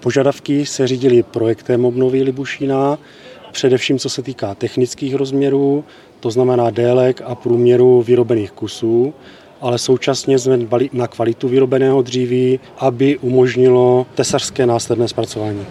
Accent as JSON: {"language": "Czech", "region": "Moravia", "country": "Czechia", "said": "pocházím z Moravy"}